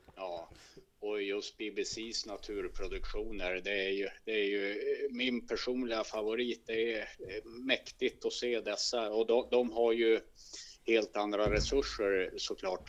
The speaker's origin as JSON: {"language": "Swedish", "area": "inland Västerbotten", "region": "Västerbotten County", "country": "Sweden", "tie": "born or raised there", "also_born_or_lived": "Stockholm", "moved": "as an adult", "said": "som är uppvuxen i skogen egentligen eh, och här uppe i Västerbottens inland"}